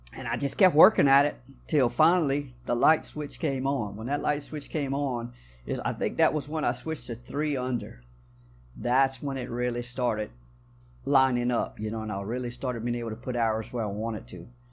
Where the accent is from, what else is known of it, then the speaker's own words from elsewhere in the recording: South Louisiana, United States; I was born and raised right here in South Louisiana, y'all probably can tell from a little bit of my accent